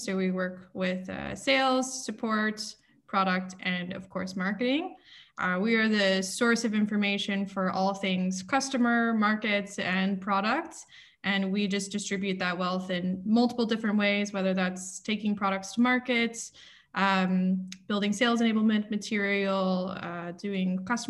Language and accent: English; Alabama, United States; moved away as an adult; also born or lived in Austin, Texas; now in Amsterdam, Netherlands; I'm originally from Alabama